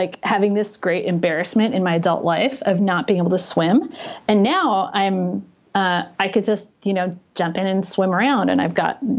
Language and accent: English; Los Angeles, California, United States; now in San Francisco, United States; I grew up in Los Angeles